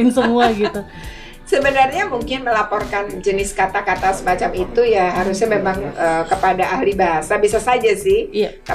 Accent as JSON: {"language": "Indonesian", "region": "Java", "country": "Indonesia", "said": "ketika saya orang Jawa mendengar, ya saya merasa itu aneh gitu."}